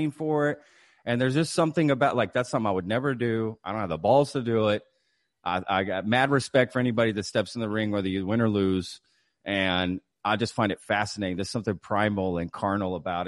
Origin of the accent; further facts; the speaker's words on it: Texas, United States; I'm from Texas